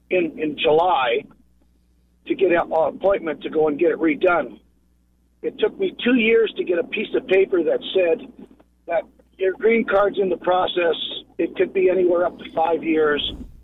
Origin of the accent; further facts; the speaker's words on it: Canada; now in United States; I'm have a green card, and I've lived here for 35 years. And I'm a Canadian citizen.